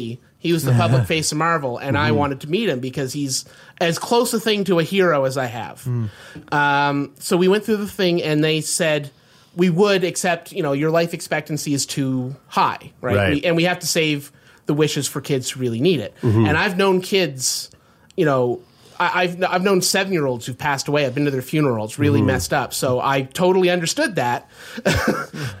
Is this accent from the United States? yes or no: no; Canada; I'm Canadian